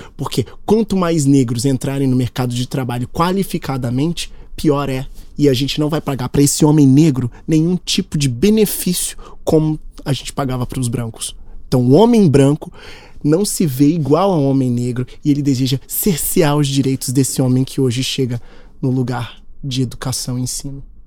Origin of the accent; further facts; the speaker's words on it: Minas Gerais, Brazil; A gente é mineiro